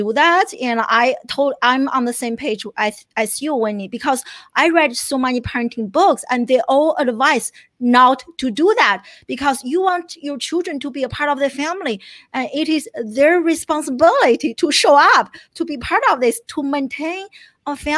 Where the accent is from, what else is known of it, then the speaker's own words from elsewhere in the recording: China; moved away as an adult; now in United States; I grew up in China. I came to the US in my early 20s